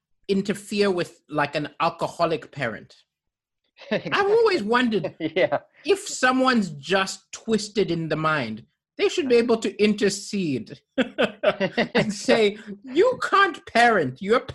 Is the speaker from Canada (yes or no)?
no; Kenya; also born or lived in Malawi / Zambia; Because I grew up in African countries like Kenya and Malawi and Zambia, I never ever expected those in power who set the rules to follow the rules.